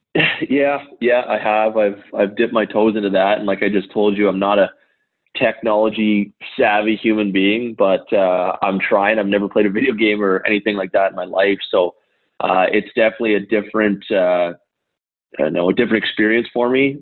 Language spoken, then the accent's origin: English; St. Stephen, New Brunswick, Canada; I grew up in St. Stephen, New Brunswick, which is a small town right on the border of Maine